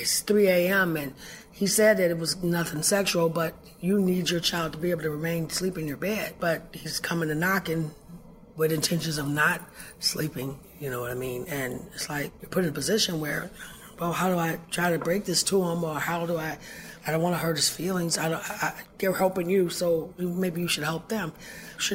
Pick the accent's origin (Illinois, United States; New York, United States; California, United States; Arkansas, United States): Illinois, United States; Chicago; I'm originally from Chicago, Illinois